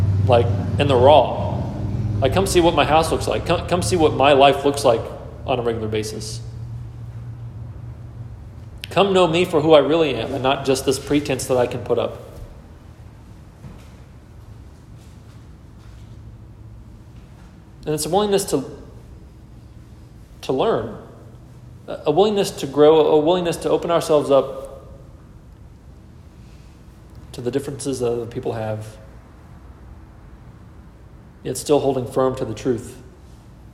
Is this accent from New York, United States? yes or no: no; Texas, United States; I was born in Texas